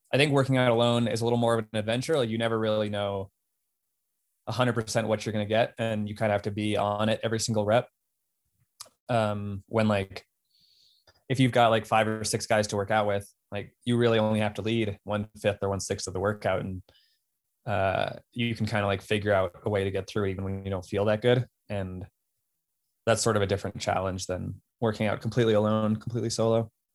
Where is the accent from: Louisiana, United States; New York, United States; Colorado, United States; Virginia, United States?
Colorado, United States; Golden; moved away; also born or lived in Boston; I grew up in Golden, Colorado